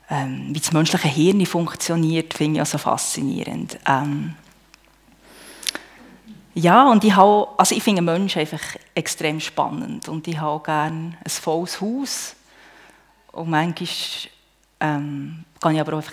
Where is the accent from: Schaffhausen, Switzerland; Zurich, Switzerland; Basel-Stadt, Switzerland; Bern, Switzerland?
Bern, Switzerland; ich bin auf einem Bauernhof im Emmital aufgewachsen.